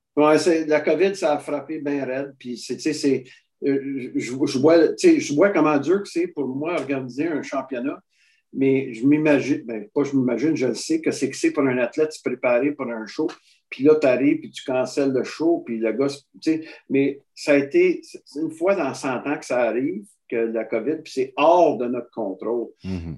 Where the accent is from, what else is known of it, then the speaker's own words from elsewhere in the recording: Quebec, Canada; je suis bien du Québec